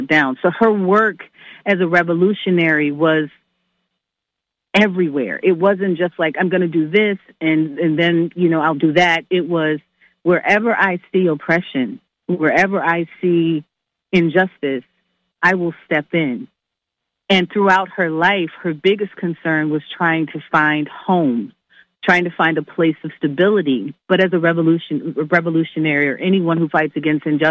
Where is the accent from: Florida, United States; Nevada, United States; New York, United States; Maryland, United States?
New York, United States; also born or lived in Staten Island; I was born in Manhattan, but for the first 6 months of my life, I lived in Staten Island with her